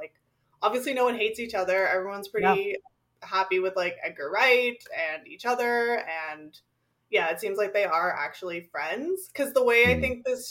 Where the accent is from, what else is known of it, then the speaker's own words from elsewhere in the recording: Toronto, Ontario, Canada; I grew up in Toronto